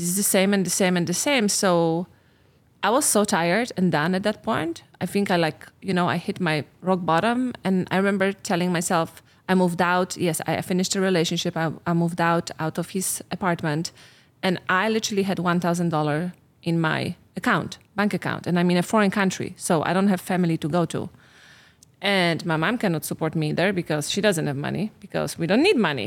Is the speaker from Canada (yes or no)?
no; Poland; moved away as an adult; I'm from Poland.